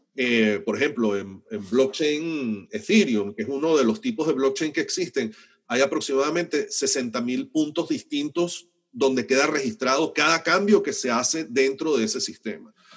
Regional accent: Venezuela; los venezolanos vamos a tener que resolver

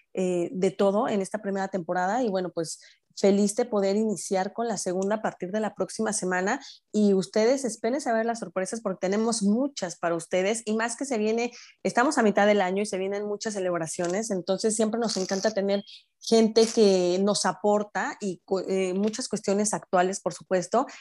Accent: Mexico; moved away as an adult; now in Orlando, United States; yo vivo en Orlando, yo soy mexicana, pero que vivo en Orlando ya desde hace un par de años

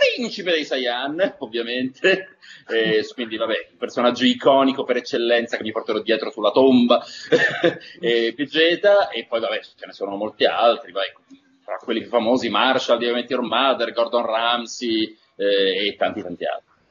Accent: Turin, Piedmont, Italy; io sono nato a Torino e cresciuto a Torino

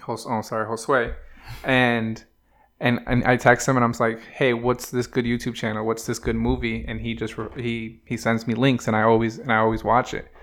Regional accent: New Haven, Connecticut, United States; from New Haven

